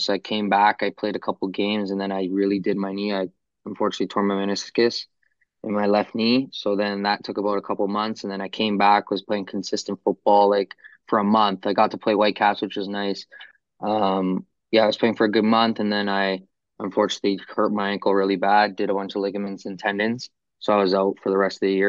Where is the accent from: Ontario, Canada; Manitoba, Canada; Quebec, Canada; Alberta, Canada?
Ontario, Canada; Toronto; I'm playing my hometown team